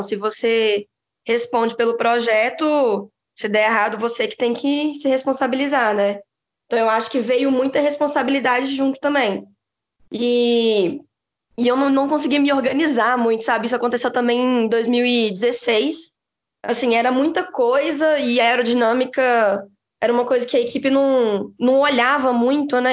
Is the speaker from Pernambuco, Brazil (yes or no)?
no; Belo Horizonte, Minas Gerais, Brazil; moved away as an adult; now in São Paulo, Brazil; sou de Belo Horizonte